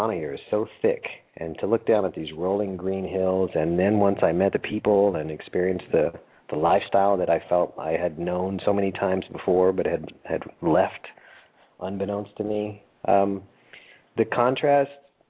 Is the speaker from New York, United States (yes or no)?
no; Texas, United States; moved away as an adult; also born or lived in Denver; now in Costa Rica; as a Texan, and being from the same hometown as he who will not be named